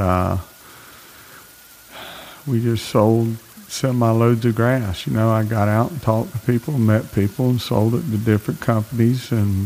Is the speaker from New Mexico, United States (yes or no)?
no; the Glades, Florida, United States; also born or lived in West Palm Beach, Florida; I was from the Glades, knew a lot of people in the sod business